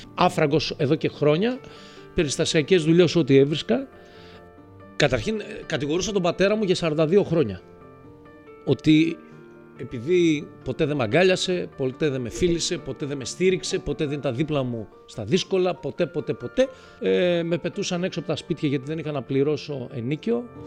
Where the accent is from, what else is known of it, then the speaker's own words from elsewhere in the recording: Thessaloniki, Central Macedonia, Greece; now in Athens, Greece; Πήγα Θεσσαλονίκη στην πατρίδα μου μετά από πάρα πολλά χρόνια, γιατί ζω εδώ από το 97.